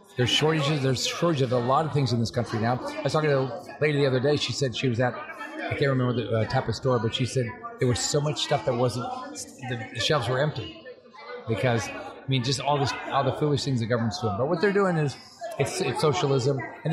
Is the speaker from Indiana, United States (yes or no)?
no; Florida, United States; I'm from Florida, so and there's a lot of Cubans here